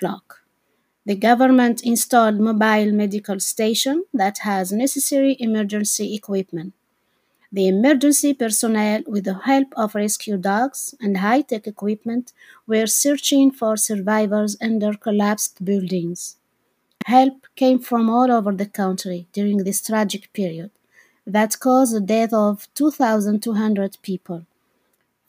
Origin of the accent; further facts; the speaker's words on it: Algeria; moved away; my home country, Algeria.